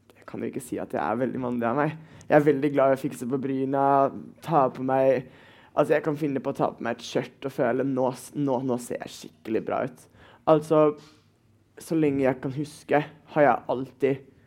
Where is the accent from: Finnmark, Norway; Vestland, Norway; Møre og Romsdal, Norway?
Vestland, Norway; Bergen; Jeg er 17, og jeg kommer fra Bergen